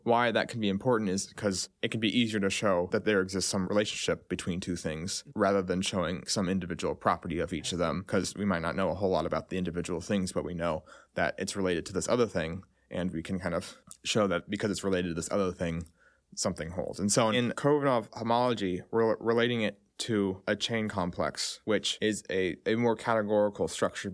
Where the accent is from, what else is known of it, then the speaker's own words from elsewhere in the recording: Texas, United States; I'm from Texas.